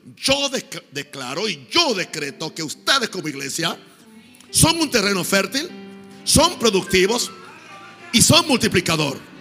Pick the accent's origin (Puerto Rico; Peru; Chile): Puerto Rico; moved away; fui al pueblo donde yo nací